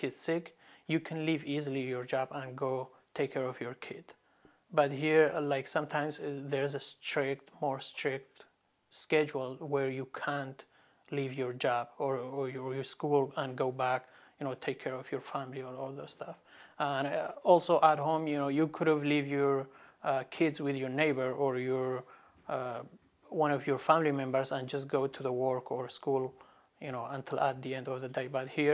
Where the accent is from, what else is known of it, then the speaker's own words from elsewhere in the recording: Sinjar, Nineveh, Iraq; English is a second language; moved away as an adult; also born or lived in Chicago, United States; now in Lincoln, United States; I'm originally from Iraq, from Sinjar city, north of Iraq. So I grew up there in Sinjar, specifically in Khanasur village.